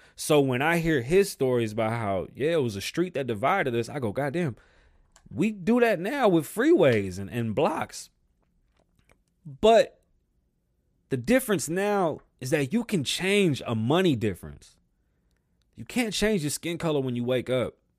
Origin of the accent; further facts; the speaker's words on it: New York, United States; I'm from New York, you know, there's Jamaicans, there was Japanese folks, Cubans, Dominicans, Puerto Ricans, Irish, Jewish, uh, Armenians, you name it, we had it